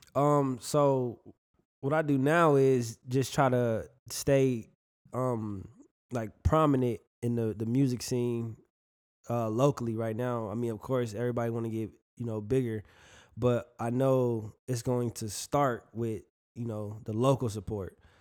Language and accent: English; Milwaukee, Wisconsin, United States; now in Fort Myers, United States; I'm from Milwaukee, bro. Uh, Wisconsin. I'm from the Midwest.